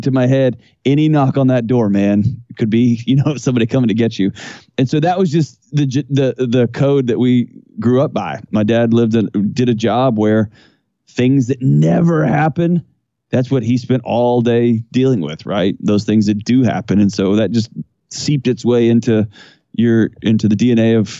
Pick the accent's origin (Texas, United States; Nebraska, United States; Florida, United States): Texas, United States; Houston; moved away as an adult; now in Nashville, United States; So I was born and raised in Houston, Texas